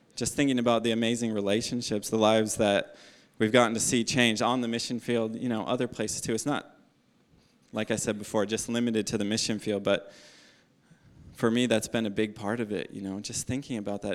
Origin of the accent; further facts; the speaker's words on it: United States; moved away as an adult; now in Australia; my home country is America